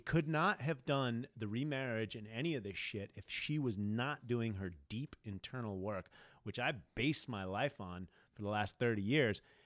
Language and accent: English; United States; I'm an American